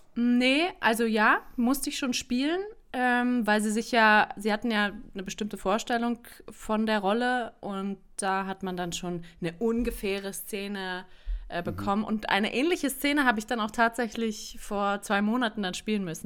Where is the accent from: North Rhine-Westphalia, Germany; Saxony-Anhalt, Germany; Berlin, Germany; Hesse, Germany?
Berlin, Germany; moved away; also born or lived in South Tyrol; zurückgezogen nach Berlin in meine Heimatstadt